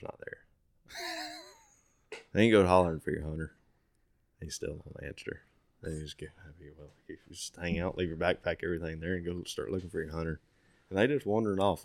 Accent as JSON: {"language": "English", "country": "United States", "tie": "born or raised there", "said": "I was born and raised right there in Cassia"}